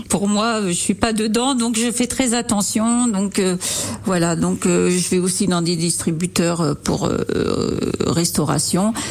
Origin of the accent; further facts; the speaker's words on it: Fléré-la-Rivière, Centre-Val de Loire, France; also born or lived in United States; je suis euh, à, Flairer, à, la rivière depuis que je suis née. Hein. Ma grand-mère était euh, d'ici